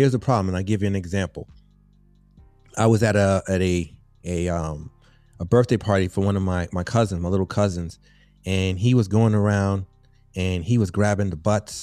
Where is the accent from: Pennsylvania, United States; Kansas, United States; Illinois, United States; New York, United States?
New York, United States; New York City; I grew up in the South Bronx in the housing projects